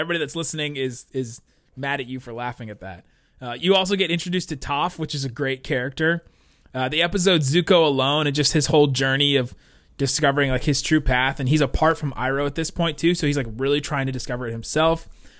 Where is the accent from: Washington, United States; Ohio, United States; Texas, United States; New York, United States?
Ohio, United States; Cincinnati; also born or lived in Southern California; I was born in Southern California. We moved when I was really young. We ended up then eventually we were living in Cincinnati, Ohio.